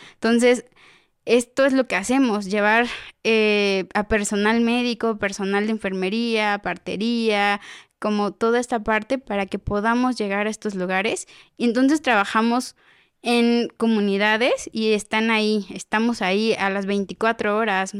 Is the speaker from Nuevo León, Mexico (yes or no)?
no; Oaxaca, Mexico; now in Jaltenango, Mexico; yo soy originaria de Oaxaca